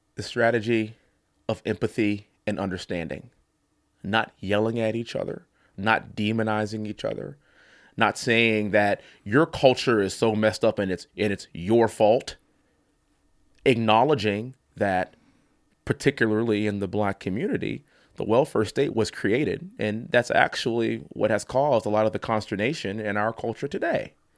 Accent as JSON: {"language": "English", "region": "Texas", "country": "United States", "also_born_or_lived": "Ithaca, New York", "said": "I am a Texan. I come from an energy capital of the world"}